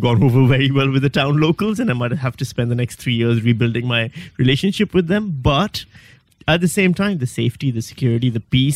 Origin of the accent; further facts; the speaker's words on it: Pakistan; moved away as an adult; also born or lived in Karachi / Western Australia; now in Melbourne, Australia; I'm from Pakistan.